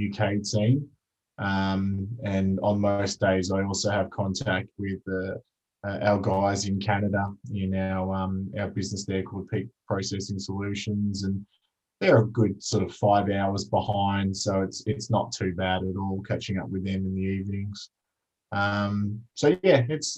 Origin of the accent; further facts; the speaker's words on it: Melbourne, Victoria, Australia; I grew up in Melbourne, in the eastern suburbs